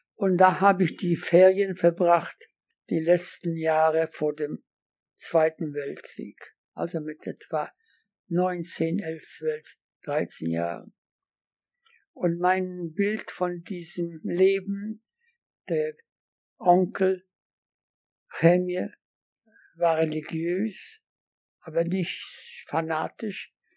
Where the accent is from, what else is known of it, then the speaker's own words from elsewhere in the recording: Łódź, Łódź Voivodeship, Poland; German is a second language; moved away as an adult; also born or lived in Göttingen, Germany; Ich bin in Lodz in Polen geboren